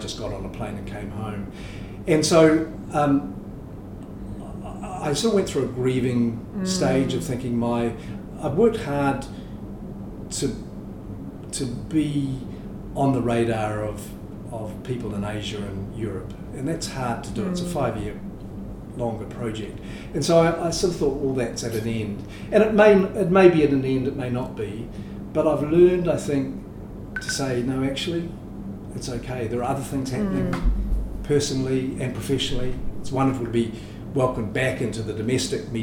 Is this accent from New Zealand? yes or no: yes; New Zealand; also born or lived in Singapore; I'm grateful to be a New Zealander in 2020